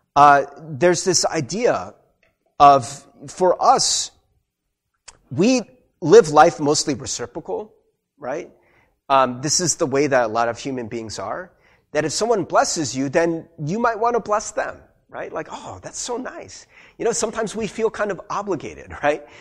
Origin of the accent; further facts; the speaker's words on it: United States; I'm Korean American. I grew up in America.